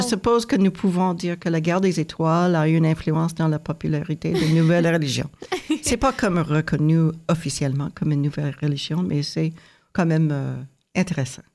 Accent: United States; moved away as an adult; now in Canada; moi, j'ai grandi aux États-Unis

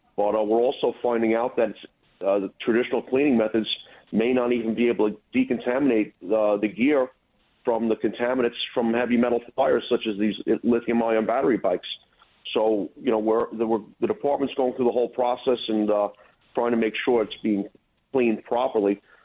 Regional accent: New York City, New York, United States; moved away as an adult; now in Rockland County, United States; I was born and raised in Brooklyn. About uh, 10 years ago, I moved upstate to Rockland County

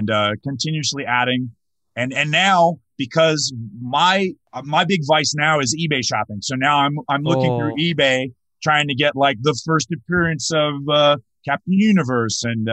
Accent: North Carolina, United States; I grew up in North Carolina

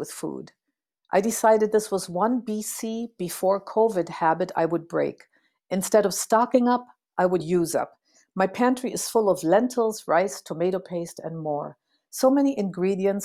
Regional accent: Berlin, Germany; also born or lived in St. Paul, Minnesota, United States; now in United States; Growing up in Berlin

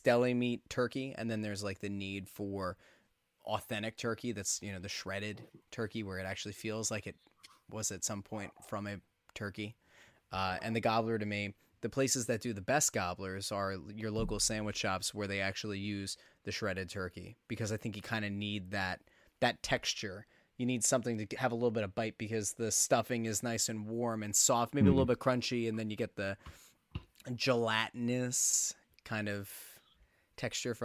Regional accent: Schuylkill County, Pennsylvania, United States; We did that with Gears iced tea up in Schuylkill County

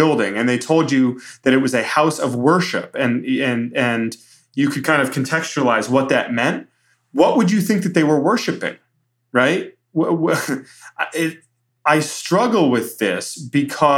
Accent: Brighton, Michigan, United States; I've been in these churches like Floodgate in my hometown in Brighton, Michigan

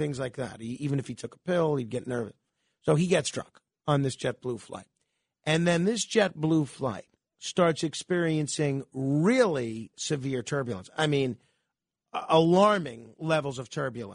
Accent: New York City, New York, United States; born or raised there

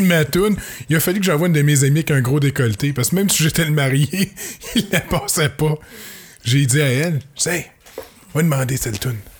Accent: Saint-Jean-sur-Richelieu, Quebec, Canada; je viens de Saint-Jean-sur-Richelieu, c'est carrément différent

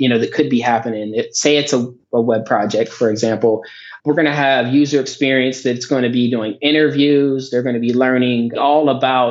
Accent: Johnstown, Pennsylvania, United States; I grew up in a town called Johnstown, Pennsylvania

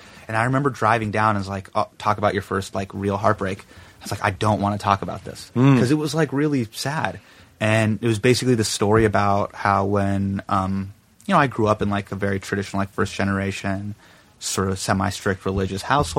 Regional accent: Davis, California, United States; I grew up in Davis. So Davis is kind of like, ruralish.

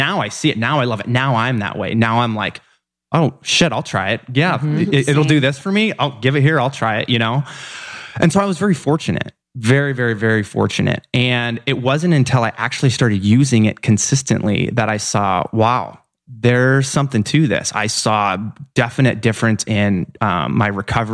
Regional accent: Iowa, United States; moved away; Iowa is where I'm born and raised

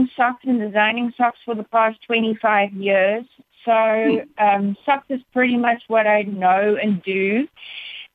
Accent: South Africa; moved away as an adult; now in United States; I am proudly South African. But proud to be in the States

